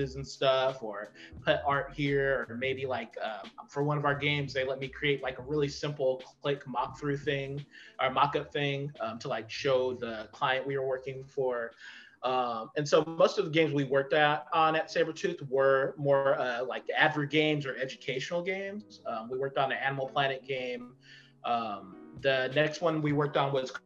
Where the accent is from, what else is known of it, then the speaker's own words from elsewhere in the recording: Fontana, California, United States; I come from Fontana, California, which is out in the desert.